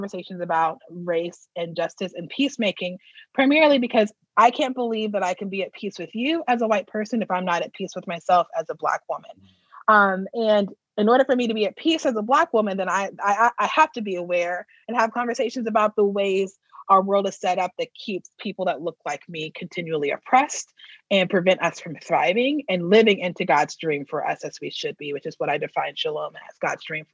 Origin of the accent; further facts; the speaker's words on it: Texas, United States; also born or lived in New Orleans / Boston / Los Angeles; now in Minnesota, United States; I'm from Texas